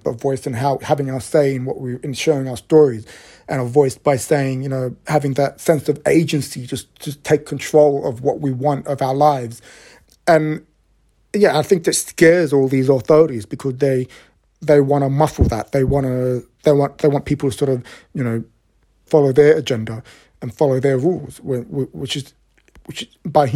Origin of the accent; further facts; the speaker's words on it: Australia; I grew up in a city that has this image of being a very, very LGBTQ friendly city, it's got the biggest pride event in the Southern Hemisphere